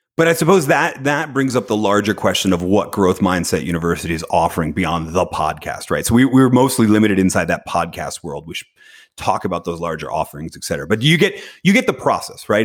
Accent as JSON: {"language": "English", "town": "Philadelphia", "region": "Pennsylvania", "country": "United States", "tie": "born or raised there", "said": "I was born in Philadelphia"}